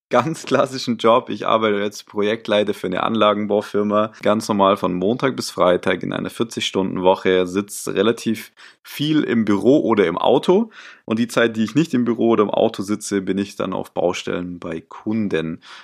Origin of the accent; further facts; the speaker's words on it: Stuttgart, Baden-Württemberg, Germany; moved away as an adult; now in Munich, Germany; komme aus München, gebürtig aber eher so aus äh, Stuttgart, die Ecke. Ähm, bin aber schon vor sechs Jahren hier nach München gekommen